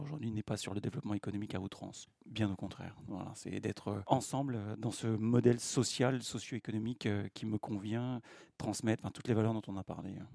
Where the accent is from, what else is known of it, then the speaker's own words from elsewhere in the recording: Dreux, Centre-Val de Loire, France; now in Eure, France; je suis né à Dreux et j'ai euh, fait mon école maternelle à saint lubin des longerets Donc, je suis un …